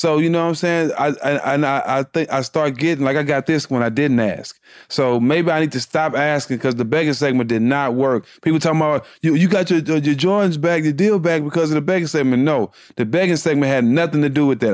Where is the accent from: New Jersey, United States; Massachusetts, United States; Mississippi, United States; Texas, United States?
Texas, United States; Port Arthur; being from Port Arthur, Texas, nobody n, never n, heard about my city till … came about